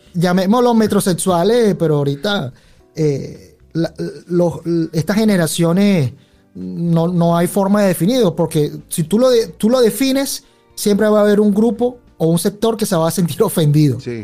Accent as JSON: {"language": "Spanish", "country": "Venezuela", "tie": "born or raised there", "said": "yo me crié muy a lo venezolano"}